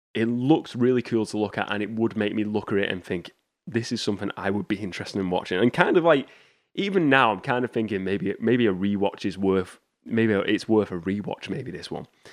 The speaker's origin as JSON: {"language": "English", "country": "United Kingdom", "tie": "born or raised there", "said": "my hometown got rid of, um, W H Smith's. So they don't have an, here in the U K"}